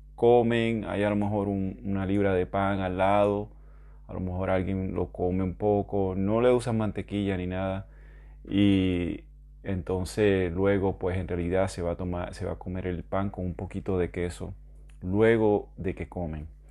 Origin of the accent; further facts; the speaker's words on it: Puerto Rico; yo soy de Puerto Rico